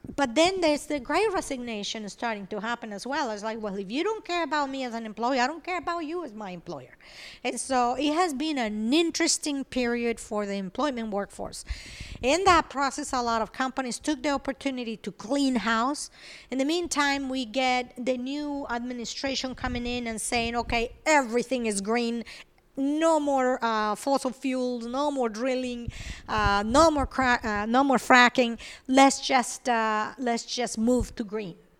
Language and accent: English; Venezuela; English is a second language; moved away as an adult; also born or lived in Colombia; now in United States; I was born in Colombia, I grew up in Venezuela.